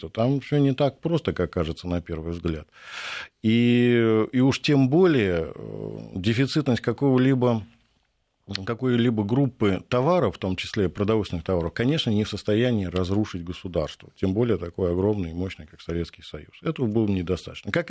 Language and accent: Russian; Moscow, Russia; Я вспоминаю, например, свое детство э, московское, пресненское. Я пресненский уроженец.